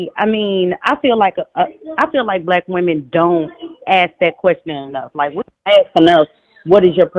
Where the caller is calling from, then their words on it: Houston, Texas, United States; I'm calling from Houston, Texas.